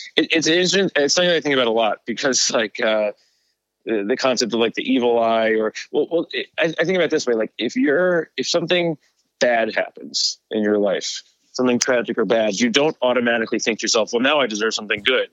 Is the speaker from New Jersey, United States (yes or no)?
yes; New Jersey, United States